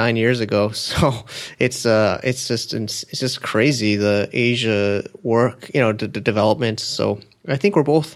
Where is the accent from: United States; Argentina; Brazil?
United States; moved away as an adult; also born or lived in New York City; now in Shenzhen, China; I'm American born